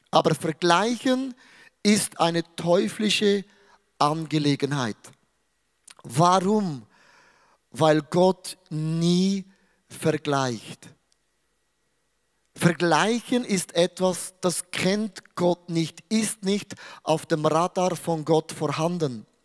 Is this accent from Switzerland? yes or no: yes; Switzerland; Weil ich bin ein Schweizer. Ich schaue Dinge sehr neutral an.